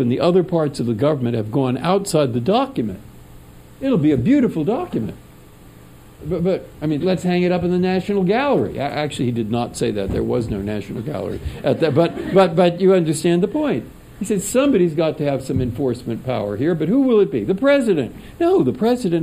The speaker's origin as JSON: {"language": "English", "town": "San Francisco", "region": "California", "country": "United States", "tie": "born or raised there", "also_born_or_lived": "Cambridge, Massachusetts", "moved": "as an adult", "said": "it's high school, and it's growing up in San Francisco"}